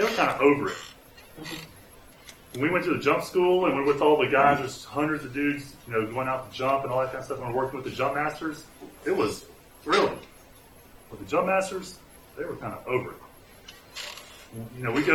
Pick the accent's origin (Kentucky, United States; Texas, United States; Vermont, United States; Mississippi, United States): Mississippi, United States; also born or lived in California; I'm from Mississippi. I lived in California a little while.